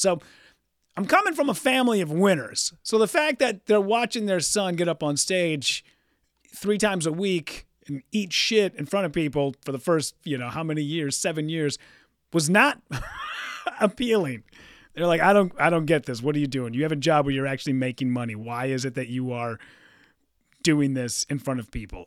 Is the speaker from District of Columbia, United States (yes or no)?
no; Hibbing, Minnesota, United States; moved away; Hibbing, Minnesota, my hometown